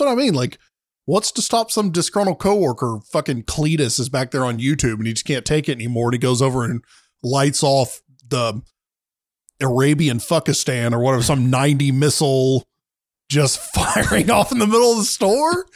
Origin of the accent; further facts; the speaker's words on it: the South, United States; I'm from the South